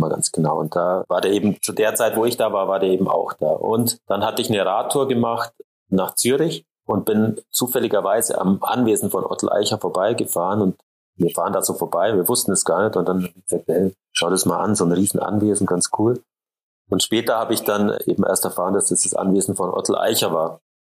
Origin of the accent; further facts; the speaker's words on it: Allgäu, Bavaria, Germany; gar nicht so weit weg von dem Ort, wo ich aufgewachsen bin